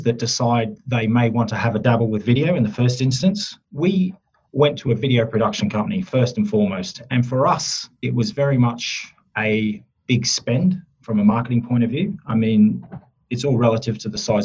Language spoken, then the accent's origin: English; Australia; accent: Australian twang; moved away as an adult; now in Surrey, United Kingdom; I have Australian roots. Yep. I'm actually an Australian now that's based in the UK, in Surrey, UK